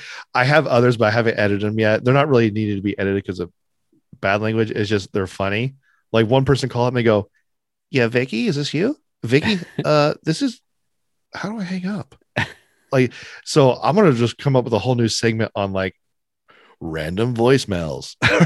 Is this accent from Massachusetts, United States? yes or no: no; Sacramento, California, United States; I'm from Sacktown, baby.